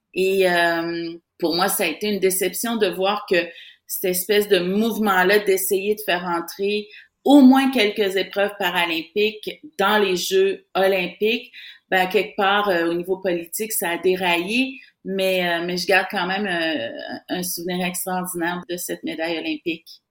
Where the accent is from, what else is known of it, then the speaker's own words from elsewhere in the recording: Saint-Marc-des-Carrières, Quebec, Canada; j'ai quitté mon, mon village natal de, de Saint-Marc-des-Carrières